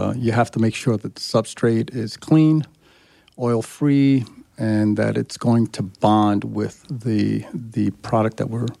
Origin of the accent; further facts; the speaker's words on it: New York, United States; also born or lived in Chicago; Born in Chicago, grew up in New York.